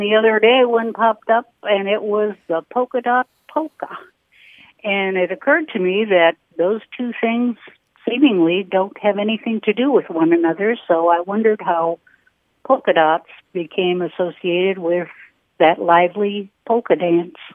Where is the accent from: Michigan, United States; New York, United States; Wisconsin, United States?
Wisconsin, United States; I grew up in Wisconsin